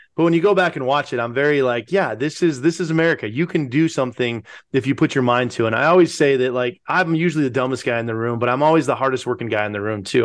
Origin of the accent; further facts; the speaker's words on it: Pueblo, Colorado, United States; we are, uh, born and raised in Pueblo, Colorado, the, uh, most amazing city on earth.